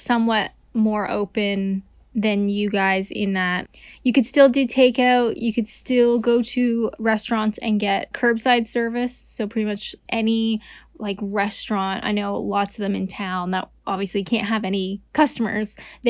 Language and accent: English; Canada; I'm Canadian.